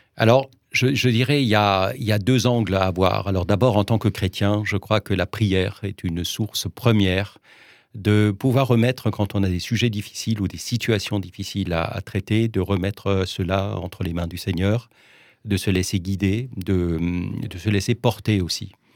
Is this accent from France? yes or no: yes; Geudertheim, Grand Est, France; je suis né à Geudertheim